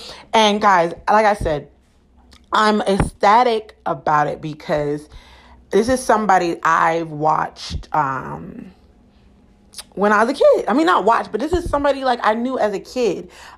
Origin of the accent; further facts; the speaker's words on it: Camden, New Jersey, United States; I'm from Camden. So that's like right across the street from Philadelphia